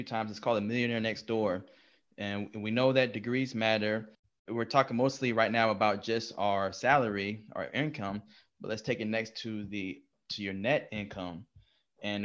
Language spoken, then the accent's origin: English; Texas, United States; We are from Texas